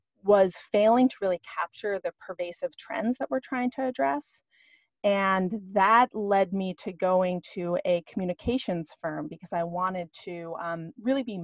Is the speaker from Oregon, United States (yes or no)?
yes; Ashland, Oregon, United States; moved away as an adult; also born or lived in Walla Walla, Washington; I grew up in Southern Oregon. And it's a little town called Ashland